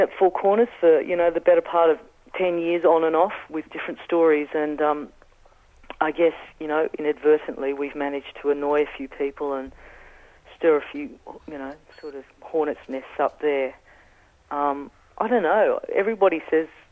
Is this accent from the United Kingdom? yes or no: yes; England, United Kingdom; accent: Australian; now in Australia; I have an Australian accent, I grew up in England